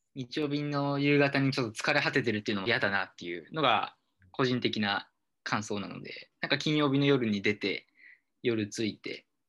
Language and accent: Japanese; Seki, Gifu, Japan; moved away as an adult; also born or lived in Osaka; 18年ぐらいは岐阜県の関市で暮らしていて